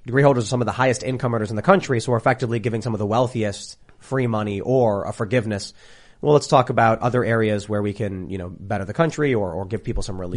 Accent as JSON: {"language": "English", "town": "Chicago", "region": "Illinois", "country": "United States", "tie": "born or raised there", "said": "growing up in, in, in Chicago"}